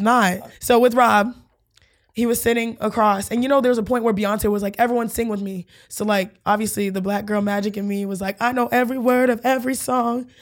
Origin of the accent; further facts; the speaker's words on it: Houston, Texas, United States; I'm from Houston